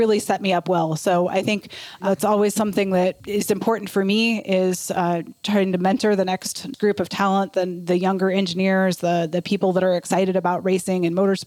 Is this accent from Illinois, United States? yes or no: no; Akron, Ohio, United States; I'm from the Akron area